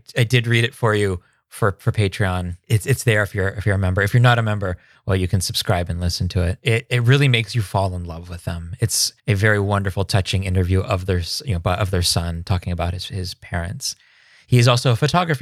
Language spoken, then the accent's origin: English; Three Mile Island, Pennsylvania, United States; now in Seattle area, United States; I grew up around Three Mile Island